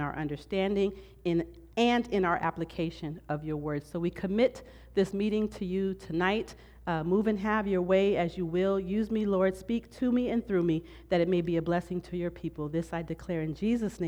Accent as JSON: {"language": "English", "region": "Southern California", "country": "United States", "tie": "born or raised there", "said": "I've been born and raised in Southern California my whole life"}